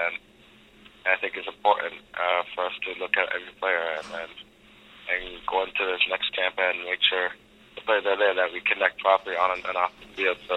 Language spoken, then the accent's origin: English; Canada; I'm from, I'm from Canada